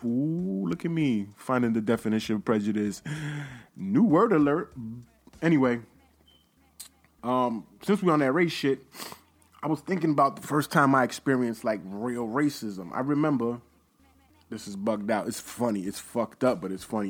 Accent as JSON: {"language": "English", "country": "United States", "said": "I'm American"}